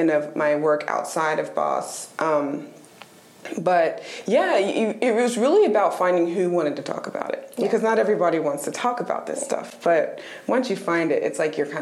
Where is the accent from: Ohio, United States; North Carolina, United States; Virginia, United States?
North Carolina, United States; Raleigh; I'm a Raleigh girl. I was raised in Raleigh. I've lived here since I was 3 years old.